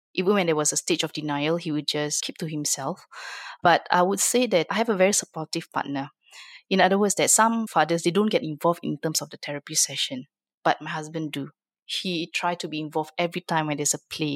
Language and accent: English; Singapore; I'm from Singapore